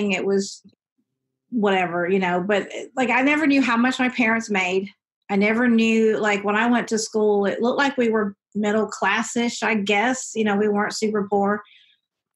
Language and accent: English; Seneca, South Carolina, United States; I grew up in Clemson, South Carolina, or right outside of it, in Seneca, but in the deep south